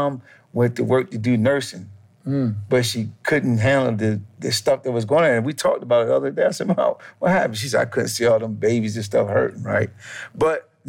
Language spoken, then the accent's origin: English; Salisbury, Maryland, United States; also born or lived in New York; I grew up in a small town called Salisbury, Maryland. It's on the eastern shore of Maryland